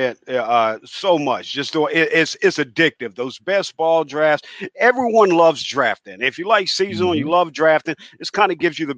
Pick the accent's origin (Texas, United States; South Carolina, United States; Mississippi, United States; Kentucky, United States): South Carolina, United States; now in Houston, United States; I'm originally from South Carolina.